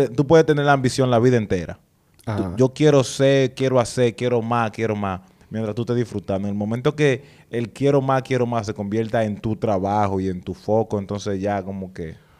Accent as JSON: {"language": "Spanish", "region": "San Cristóbal", "country": "Dominican Republic", "moved": "yes", "said": "en San Cristóbal, donde yo soy del barrio de Lavapié"}